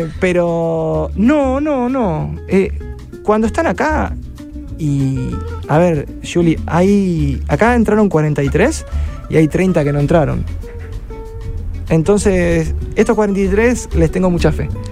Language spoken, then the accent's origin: Spanish; Rosario, Santa Fe, Argentina; moved away as an adult; now in Barcelona, Spain; soy el rosarino más famoso.